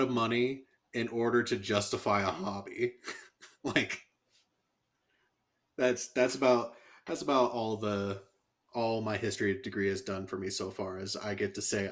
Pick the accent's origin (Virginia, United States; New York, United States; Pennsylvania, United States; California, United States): California, United States; as a kid, I grew up in California